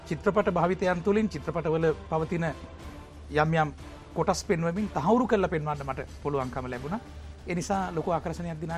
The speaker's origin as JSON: {"language": "Sinhala", "town": "Battaramulla", "region": "Western Province", "country": "Sri Lanka", "tie": "born or raised there", "moved": "as an adult", "lives_now": "Kolonnawa, Sri Lanka"}